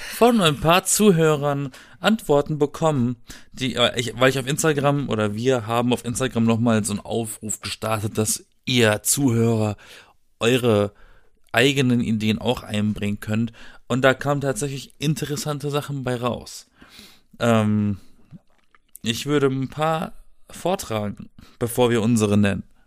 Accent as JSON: {"language": "German", "area": "Black Forest", "region": "Baden-Württemberg", "country": "Germany", "tie": "born or raised there", "moved": "as an adult", "lives_now": "Berlin, Germany", "said": "ich bin im Schwarzwald geboren."}